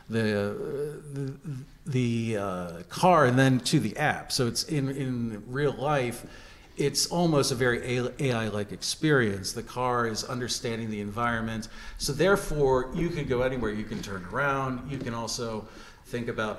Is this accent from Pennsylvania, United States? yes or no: yes; Johnstown, Pennsylvania, United States; also born or lived in Los Angeles, United States / Pittsburgh, United States; born in Johnstown, did my undergrad at Penn State